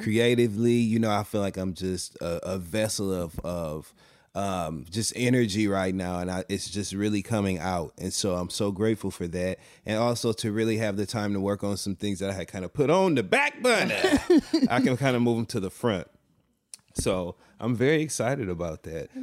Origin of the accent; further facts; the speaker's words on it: Flint, Michigan, United States; also born or lived in Detroit, Michigan; I am from Flint, Michigan, and I also lived in downtown Detroit for many years.